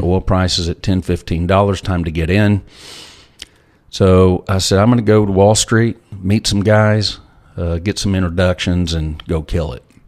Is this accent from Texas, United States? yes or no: yes; Lubbock, Texas, United States; I grew up in Lubbock, Texas